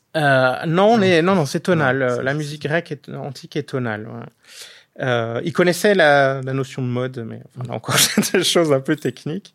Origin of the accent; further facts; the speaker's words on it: Alsace, Grand Est, France; je suis alsacien